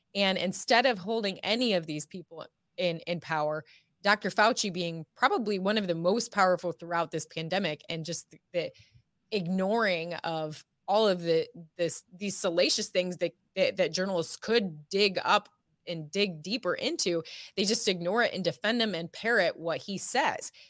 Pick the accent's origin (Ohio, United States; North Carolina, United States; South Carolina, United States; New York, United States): Ohio, United States; moved away as an adult; also born or lived in California; now in Texas, United States; I'm from, born and raised in Ohio